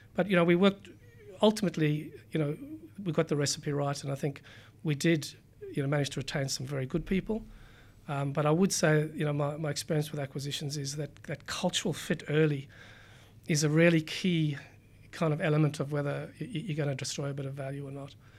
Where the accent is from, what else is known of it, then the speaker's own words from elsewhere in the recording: South Africa; moved away as an adult; also born or lived in Cape Town / United Kingdom; now in Sydney, Australia; I grew up in South Africa, um, went through school there, did uni, um, went to University of Cape Town